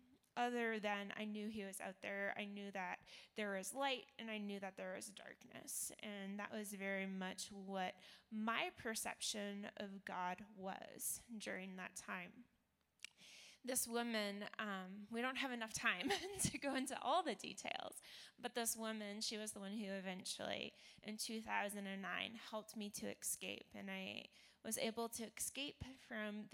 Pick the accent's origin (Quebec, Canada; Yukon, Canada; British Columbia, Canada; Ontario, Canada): Ontario, Canada; Toronto; I was born in Toronto, Canada